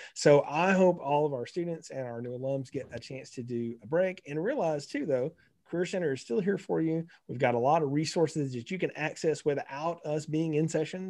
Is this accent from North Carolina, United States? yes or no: no; North Alabama, United States; I grew up in North Alabama